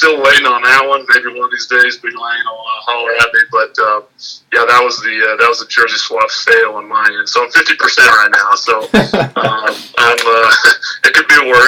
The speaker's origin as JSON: {"language": "English", "region": "Central Oklahoma", "country": "United States", "tie": "born or raised there", "said": "We're both Oklahoma kids. He grew up in Tulsa. I grew up in Central Oklahoma."}